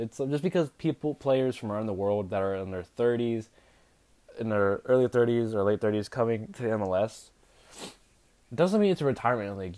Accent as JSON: {"language": "English", "region": "Arizona", "country": "United States", "said": "I'm from Arizona"}